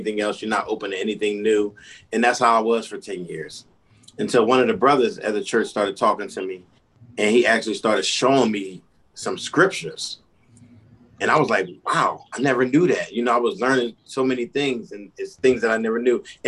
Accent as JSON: {"language": "English", "town": "Philadelphia", "region": "Pennsylvania", "country": "United States", "moved": "as an adult", "lives_now": "Virginia, United States", "said": "I'm originally from Philadelphia"}